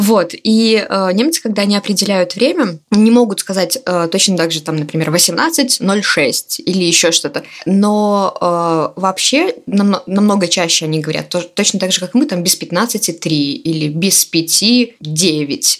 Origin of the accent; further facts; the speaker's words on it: Minsk, Belarus; я из Минска